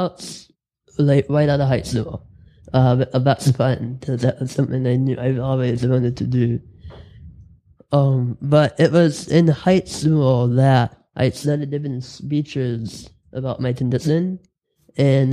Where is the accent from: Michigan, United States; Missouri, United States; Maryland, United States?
Michigan, United States; Dearborn; I grew up in Dearborn